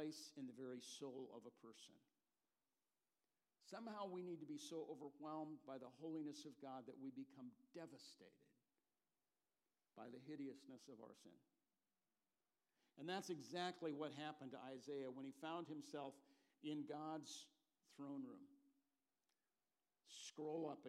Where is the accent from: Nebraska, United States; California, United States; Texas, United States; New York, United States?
California, United States; now in Portland, United States; I grew up in California